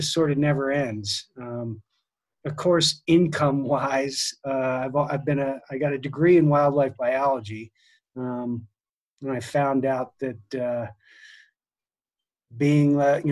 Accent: New Jersey, United States; moved away as an adult; also born or lived in New Hampshire; now in Colorado, United States; I grew up in New Jersey

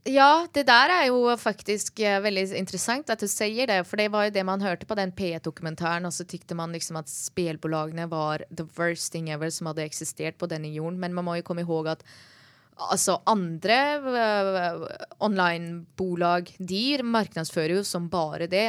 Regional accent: Norway; jeg som nordmann

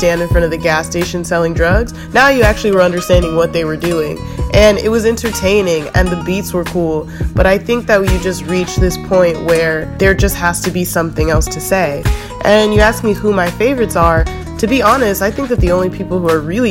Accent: United States; I'm American

